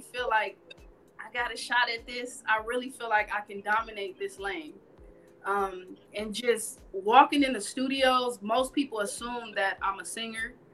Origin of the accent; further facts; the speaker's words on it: Carson, California, United States; also born or lived in Hollywood, California; I'm originally from Carson, California. I've been living here in Hollywood.